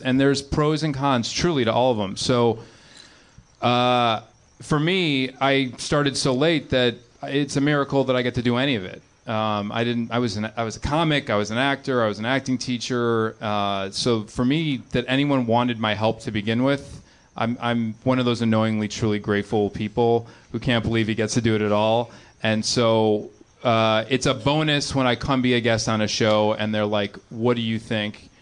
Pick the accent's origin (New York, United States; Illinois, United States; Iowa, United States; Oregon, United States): Illinois, United States; Chicago; I grew up in the suburbs of Chicago. I grew up in John Hughes country